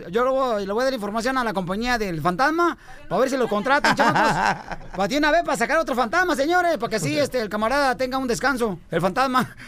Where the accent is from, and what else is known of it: Guerrero, Mexico